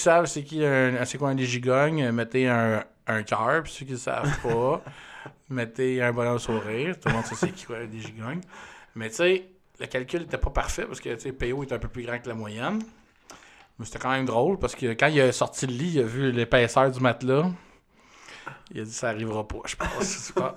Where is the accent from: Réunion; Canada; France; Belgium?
Canada; on vient du Canada